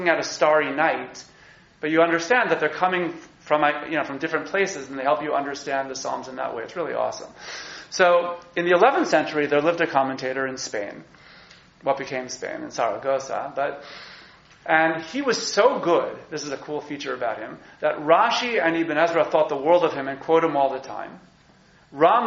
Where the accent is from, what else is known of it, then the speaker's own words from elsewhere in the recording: New York, United States; As a New Yorker